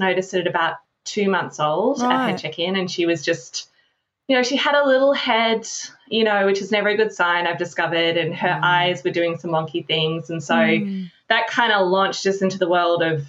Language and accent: English; Australia; moved away as an adult; also born or lived in Orbost, Victoria / Broken Hill, New South Wales / Melbourne, Victoria; now in California, United States; I grew up in Australia, but I've been living in California since about 2003